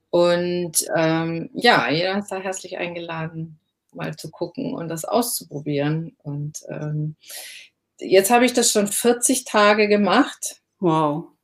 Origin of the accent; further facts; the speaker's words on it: Southern Germany, Germany; also born or lived in Cologne; Ja, ich komme ja aus dem Süden und habe sehr lange in Köln gewohnt